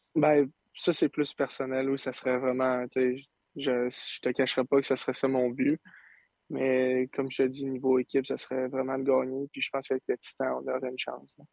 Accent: Saint-Eustache, Quebec, Canada; je viens de Saint-Eustache, mes parents sont tout le temps là.

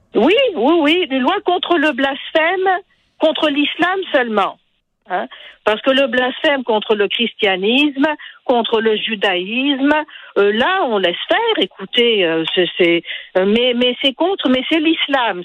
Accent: Tunisia; je suis tunisienne.

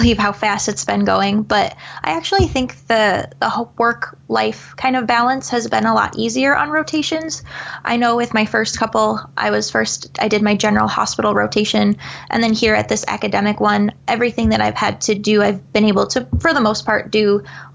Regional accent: Eastern Iowa, United States; I'm obviously from Eastern Iowa, so a lot of my family's back there

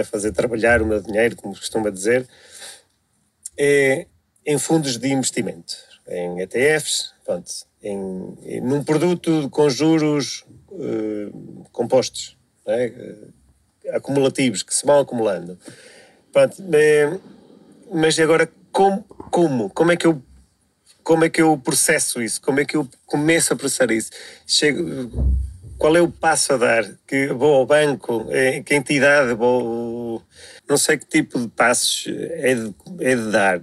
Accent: Coimbra area, Centro, Portugal; sou daqui da zona de Coimbra

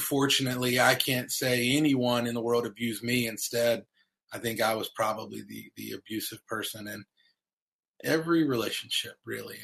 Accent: North Carolina, United States; moved away as an adult; also born or lived in Ohio; I'm from the South. I'm from North Carolina

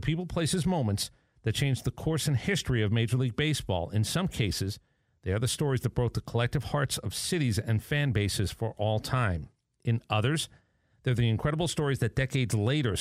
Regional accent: Northeast, United States; I grew up in the Northeast

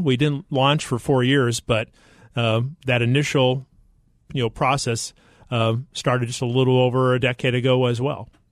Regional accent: Idaho, United States; moved away as an adult; also born or lived in Arkansas; grew up in Idaho on a potato farm

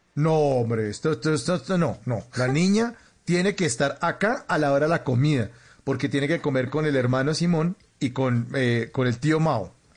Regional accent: Bogotá, Colombia; Y yo crecí en Bogotá, donde hacía más frío que en Medellín

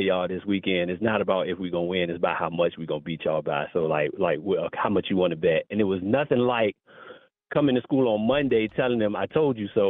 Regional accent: Richmond, Virginia, United States; moved away as an adult; now in Charlotte, United States; I grew up in Richmond

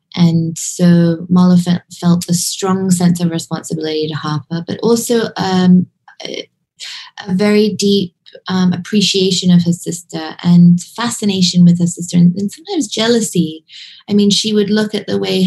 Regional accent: Hong Kong; I grew up in Hong Kong

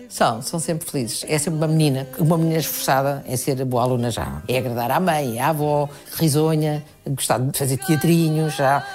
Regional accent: Portugal; born or raised there; also born or lived in Brazil

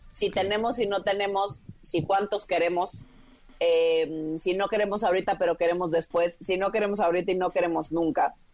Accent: Villahermosa, Tabasco, Mexico; mexicana, sí. Este, nacida y crecida en México.

